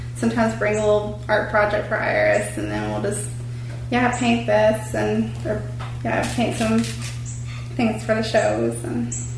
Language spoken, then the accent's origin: English; Pooler, Georgia, United States; we grew up in Pooler. We're from we hail from old Pooler